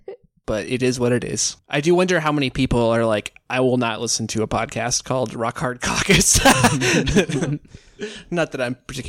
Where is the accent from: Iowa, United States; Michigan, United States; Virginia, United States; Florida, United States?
Iowa, United States; Washington; I'm originally from Washington, Iowa